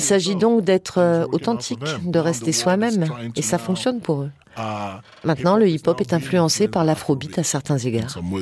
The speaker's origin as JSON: {"language": "French", "country": "Nigeria", "moved": "yes", "lives_now": "Berlin, Germany", "said": "sur le Nigeria me concernant"}